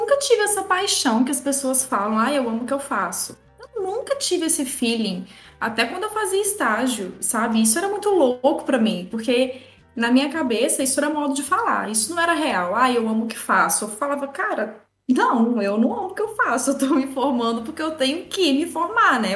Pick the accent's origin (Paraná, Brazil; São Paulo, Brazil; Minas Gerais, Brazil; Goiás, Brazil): Minas Gerais, Brazil; interior of; Eu sou do interior de Minas